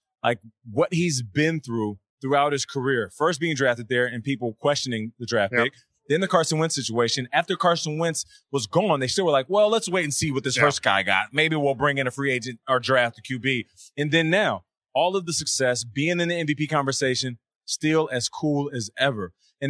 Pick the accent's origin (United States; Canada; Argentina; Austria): Canada; I was born in Canada. I'm Canadian.